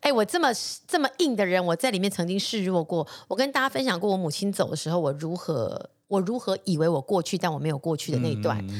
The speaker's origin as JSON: {"language": "Chinese", "country": "Taiwan", "tie": "born or raised there", "said": "就是他在国外长大，我是土生土长台湾人。"}